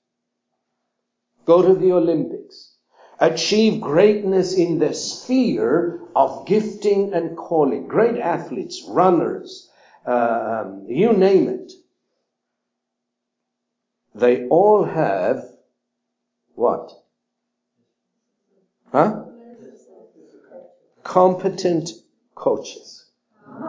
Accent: Cyprus; I was raised up in Cyprus

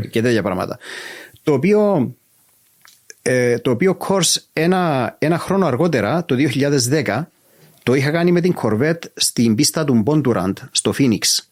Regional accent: Cyprus; είμαι από την Κύπρο

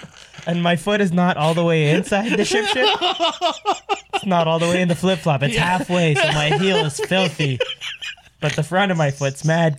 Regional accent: Canada; I immediately went from being Canadian … to just Egyptian …

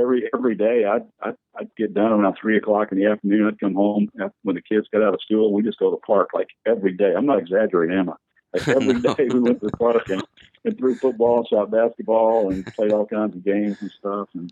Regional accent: the Bible Belt, United States; moved away as an adult; also born or lived in Kentucky / Las Vegas, Nevada; growing up in the Bible Belt

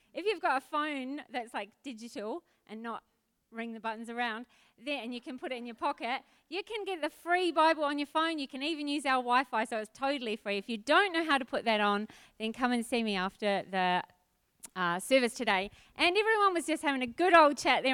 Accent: Auckland, New Zealand; moved away as an adult; also born or lived in Adelaide; now in Australia; I was brought up in New Zealand and Auckland

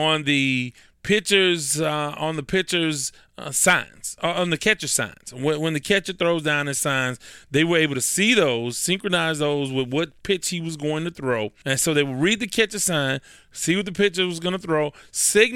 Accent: Houston, Texas, United States; because I'm in Houston

